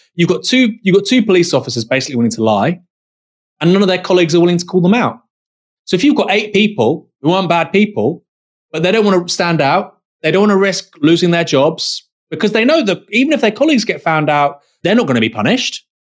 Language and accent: English; Dorset, South West England, United Kingdom; I'm from Dorset